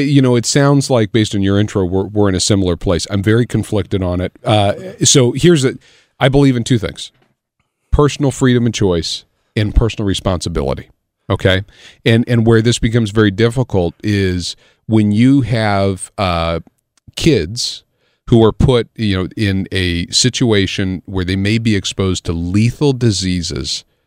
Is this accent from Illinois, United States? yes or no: yes; Illinois, United States; I grew up in Illinois